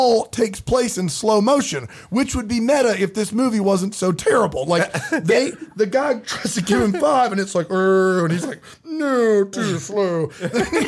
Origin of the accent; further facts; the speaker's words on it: the South, United States; as a Southerner